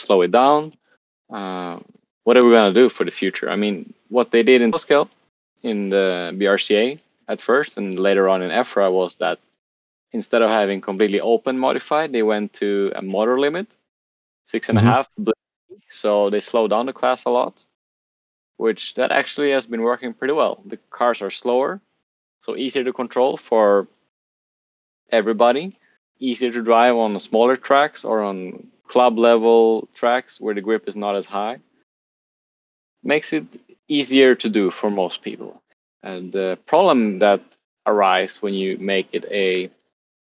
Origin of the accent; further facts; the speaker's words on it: Sweden; now in Lisbon, Portugal; I have the Swedish Carpet Nationals in my home country in Sweden